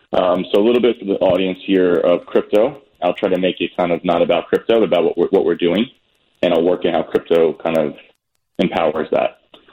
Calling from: New York City, New York, United States; New York City.

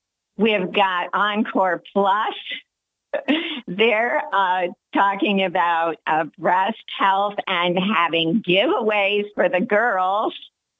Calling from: Binghamton, New York, United States; Right from Binghamton.

